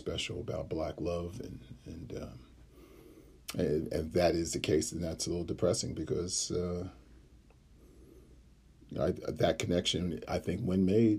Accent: Ghana; I'm from Ghana, so that's on one side of the continent to the other.

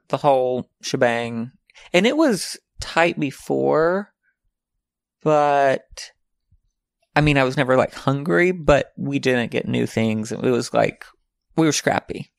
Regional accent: Arkansas, United States; moved away; The other ones live in Arkansas. One lives in my hometown in, like, right next to my mom

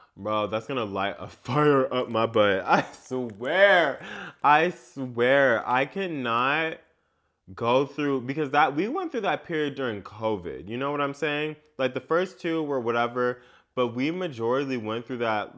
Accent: United States; growing up in America and what that means for me

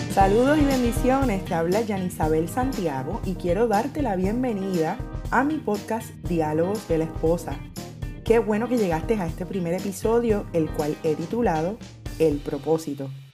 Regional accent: Puerto Rico; soy puertorriqueña, actualmente vivo en Puerto Rico

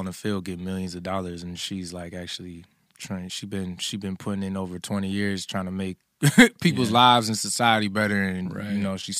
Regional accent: New Jersey, United States; also born or lived in Philadelphia / New York; I grew up between Jersey, Philly, and also spent some time in New York, too.

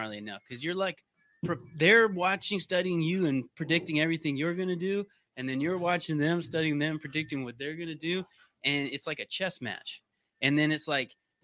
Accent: Vancouver, British Columbia, Canada; moved away as an adult; now in United States; And so I grew up in Canada from Vancouver

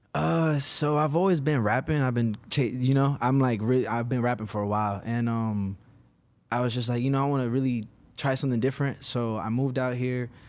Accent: Virginia, United States; moved away as an adult; now in Los Angeles, United States; originally Virginia. I moved to L A in twenty eighteen.

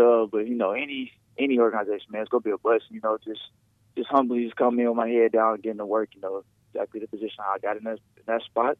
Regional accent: Indianapolis, Indiana, United States; born or raised there

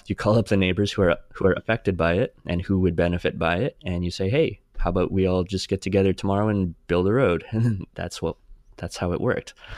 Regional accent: Saskatchewan, Canada; growing up in Saskatchewan

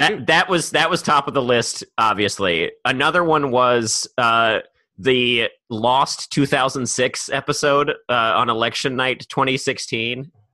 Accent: Maryland, United States; I'm from Maryland

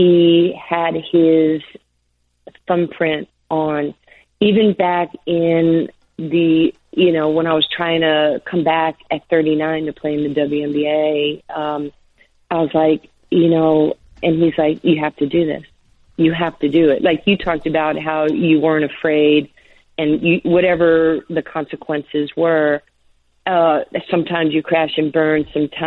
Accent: New York, United States; accent: New York; I had my New York accent.

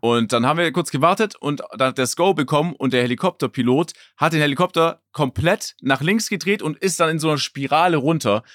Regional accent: Stuttgart, Baden-Württemberg, Germany; Stuttgart, wo ich herkomme

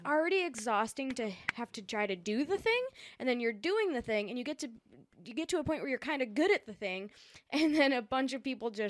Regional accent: United States; first language Spanish; English is a second language; also born or lived in South America; I was born in South America, my first language was Spanish, I'm an immigrant, I'm all these things, my entire family is very different from who I am, I'm an only child, I was raised in America on my own, I speak this perfect, almost perfect English

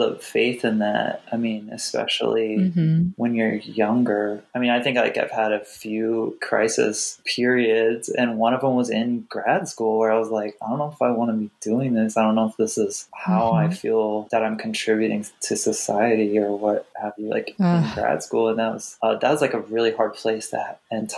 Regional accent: Iowa, United States; also born or lived in Wisconsin; growing up in Iowa and Wisconsin

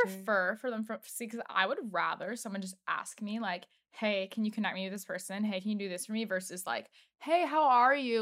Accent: Washington, District of Columbia, United States; also born or lived in Los Angeles; now in New York, United States; I know we're both from D C

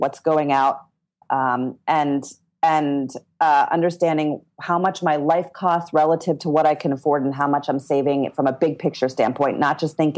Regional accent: Philadelphia, Pennsylvania, United States; I was raised

